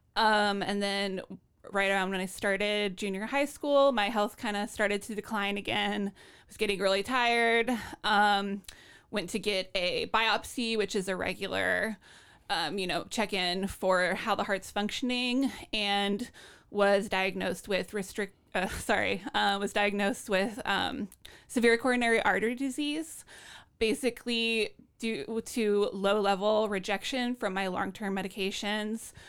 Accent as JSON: {"language": "English", "town": "Lawrence", "region": "Kansas", "country": "United States", "tie": "born or raised there", "moved": "yes", "lives_now": "Portland"}